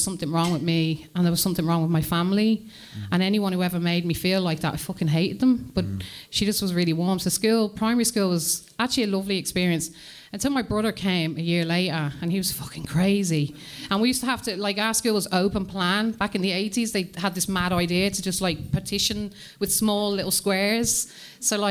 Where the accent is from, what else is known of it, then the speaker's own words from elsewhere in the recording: Coventry, West Midlands, United Kingdom; also born or lived in Birmingham; I was born in England, in the Midlands, Coventry